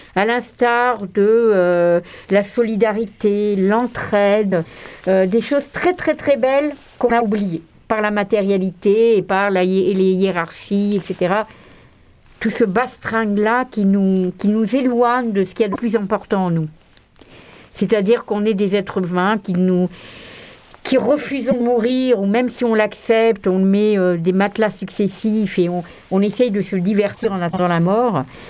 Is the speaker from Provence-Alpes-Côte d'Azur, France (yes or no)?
yes; Marseille, Provence-Alpes-Côte d'Azur, France; en tant que Marseillais